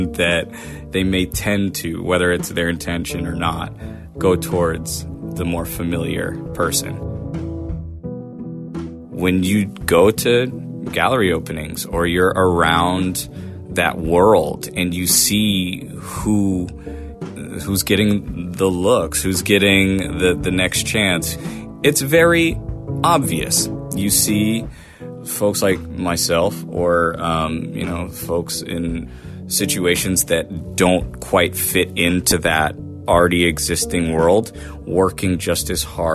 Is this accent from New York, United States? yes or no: no; Portland, Maine, United States; born and raised in Portland, Maine